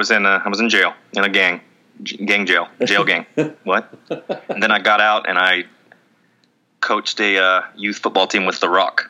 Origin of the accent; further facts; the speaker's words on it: New Jersey, United States; Hey, I'm from Jersey.